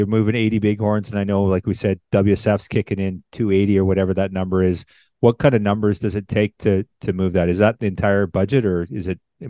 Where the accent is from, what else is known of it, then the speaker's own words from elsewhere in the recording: Canada; being a Canadian.